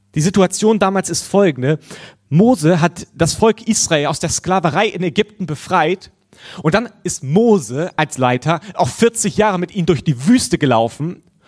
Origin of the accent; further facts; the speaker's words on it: Germany; als Deutscher